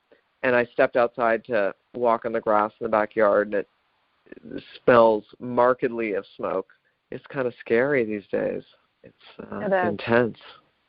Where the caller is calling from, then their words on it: Los Angeles, California, United States; And I'm calling from Los Angeles, where the sky is this weird, like, diarrhea yellow and has been for 3 days.